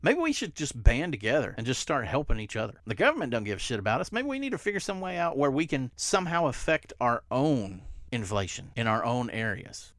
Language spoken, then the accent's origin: English; the South, United States; I'm from the South